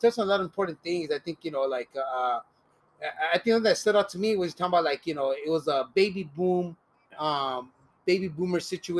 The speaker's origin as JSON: {"language": "English", "town": "Los Angeles", "region": "California", "country": "United States", "tie": "born or raised there", "said": "Yeah, and so I was born and raised here, right? My mom is from Cuchitlán, Jalisco. My dad's from Santa Rosalia, Baja California."}